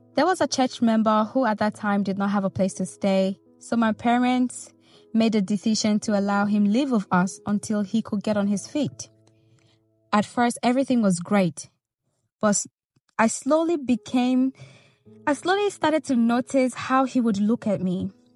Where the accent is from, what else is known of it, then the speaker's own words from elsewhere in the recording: Nigeria; moved away; I grew up in Nigeria